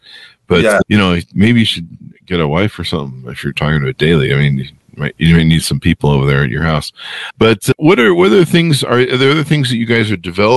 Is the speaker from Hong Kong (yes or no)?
no; Utah, United States; also born or lived in California; when I came to Utah halfway through my elementary school